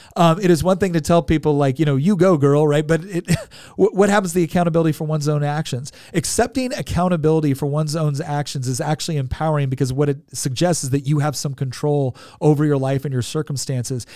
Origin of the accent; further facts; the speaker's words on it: California, United States; moved away; I'm originally from California